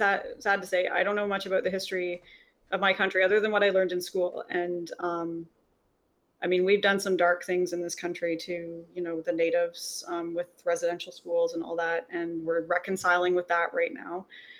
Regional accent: Canada; as a Canadian

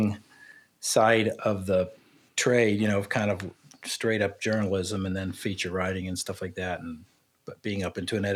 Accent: Cincinnati, Ohio, United States; moved away as an adult; also born or lived in London; I grew up in Cincinnati

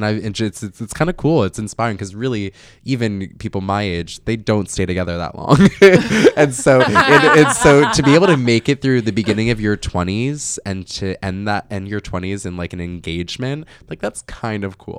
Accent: New Jersey, United States; moved away as an adult; also born or lived in New York City; now in United States (West Coast); I'm from Jersey.

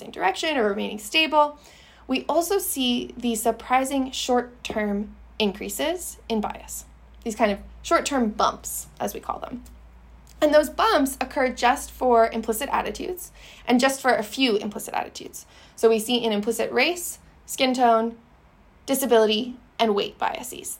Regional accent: Canada; I'm Canadian

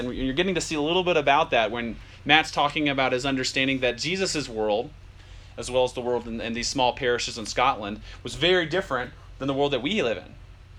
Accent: Germany; born there; We're all born in different countries. I was born in Germany.

